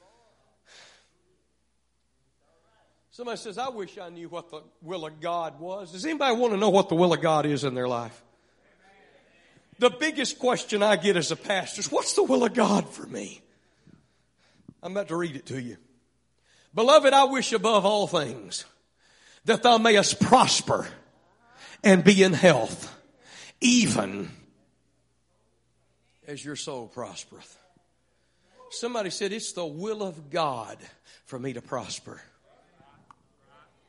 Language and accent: English; Vidor, Texas, United States; I grew up in Vidor, Texas.